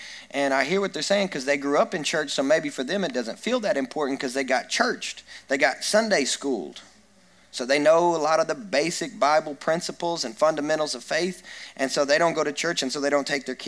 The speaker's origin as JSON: {"language": "English", "region": "Kentucky", "country": "United States", "tie": "born or raised there", "said": "I grew up in Kentucky and where people shoot and hunt and fish and they do lots of things"}